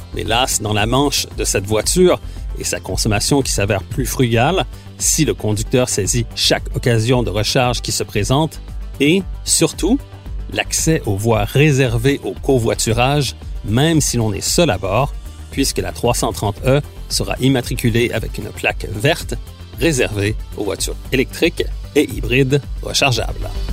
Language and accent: French; Quebec, Canada; chez nous au Québec